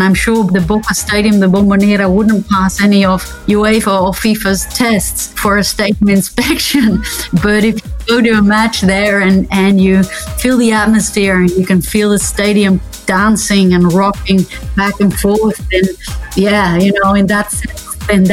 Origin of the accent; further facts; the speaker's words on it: Netherlands; I'm from the Netherlands